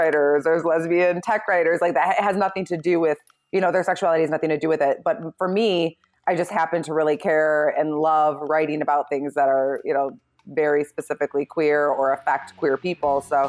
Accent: Michigan, United States; I had like my own little neighborhood newsletter that I created for myself when I was young, growing up in Michigan.

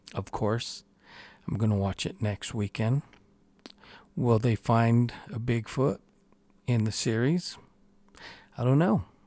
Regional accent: New Mexico, United States; here in my home state

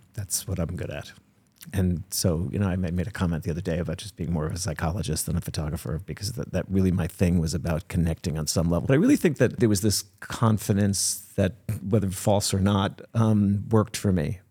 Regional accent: New Jersey, United States; I was born in New Jersey

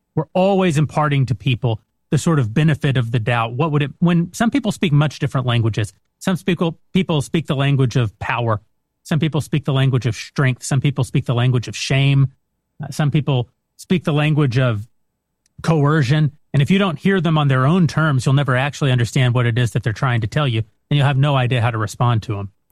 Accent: West Texas, United States; I'm from West Texas

